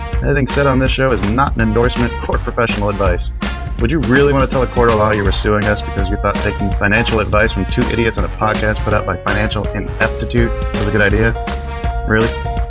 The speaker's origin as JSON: {"language": "English", "town": "Tucson", "region": "Arizona", "country": "United States", "tie": "born or raised there", "moved": "yes", "lives_now": "Illinois, United States", "said": "we grew up in Tucson. Mm-hmm. My wife was from Phoenix, so like she's used to that kind of heat. We're up in Illinois now"}